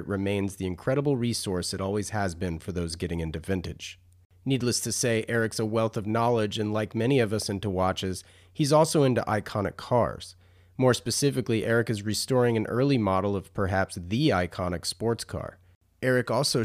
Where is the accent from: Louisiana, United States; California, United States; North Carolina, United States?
North Carolina, United States; being a North Carolina guy